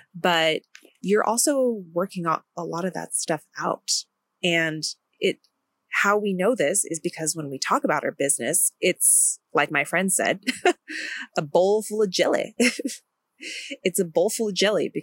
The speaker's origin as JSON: {"language": "English", "country": "India", "said": "I'm from India"}